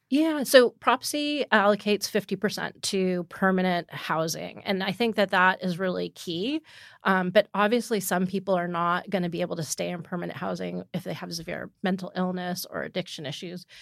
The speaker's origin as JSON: {"language": "English", "area": "East Bay", "region": "California", "country": "United States", "tie": "born or raised there", "lives_now": "San Francisco, United States", "said": "I grew up in the East Bay"}